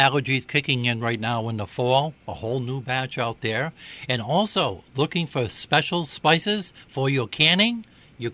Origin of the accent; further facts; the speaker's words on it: Maplewood, United States; a friend that I grew up with in Maplewood up on Gazzy Road.